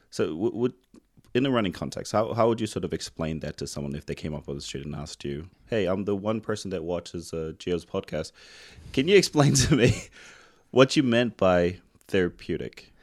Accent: New Zealand; moved away; I'm from New Zealand

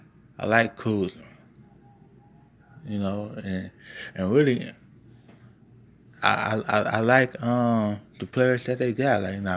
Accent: Cincinnati, Ohio, United States; I'm from Cincinnati. I'm a Bearcat fan. I'm a Cincinnati Bearcat fan.

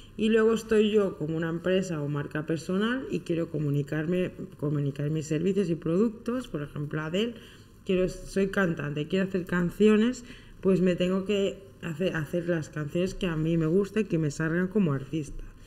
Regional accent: Soria, Castile and León, Spain; cerca de mi pueblo, en Soria

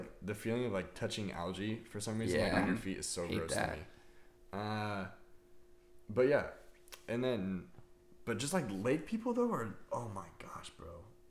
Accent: Canyon Lake, California, United States; I grew up in Canyon Lake, which is like Lake Elsinore area

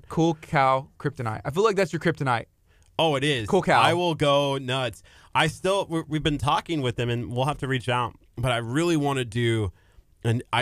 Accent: Lexington, Nebraska, United States; growing up, speaking of FM and AM, I the radio station in my hometown it's called KRVN, and it was like for farmers.

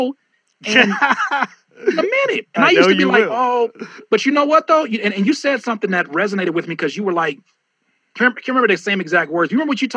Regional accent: Southern California, United States; we're from Southern California

